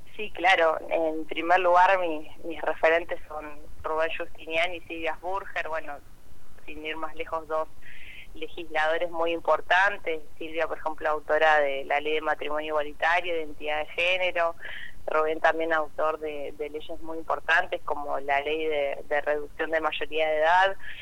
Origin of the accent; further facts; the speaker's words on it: Santa Fe, Argentina; soy de la ciudad de Santa Fe